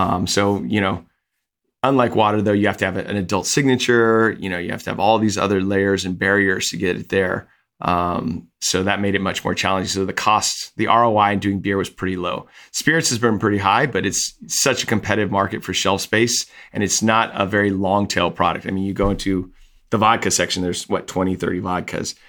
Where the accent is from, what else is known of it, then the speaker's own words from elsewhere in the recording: Napa, California, United States; I grew up in Napa